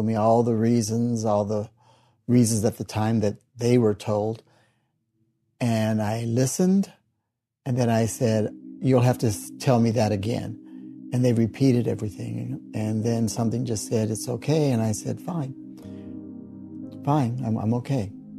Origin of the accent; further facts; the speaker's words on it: Kansas City, Missouri, United States; I was born in Kansas City, Missouri. I've been a member of the church for 46 years.